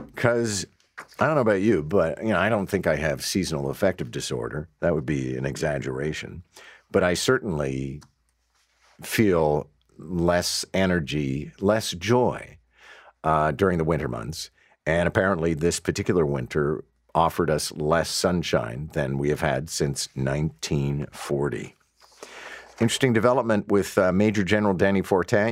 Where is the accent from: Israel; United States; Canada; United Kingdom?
Canada; Montreal, Quebec; now in Toronto, Canada; growing up in Montreal